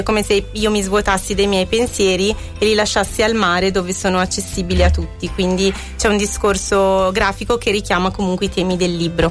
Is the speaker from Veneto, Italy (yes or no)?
no; Scanzorosciate, Lombardy, Italy; sono andata al mio paese di nascita, Scanzorosciate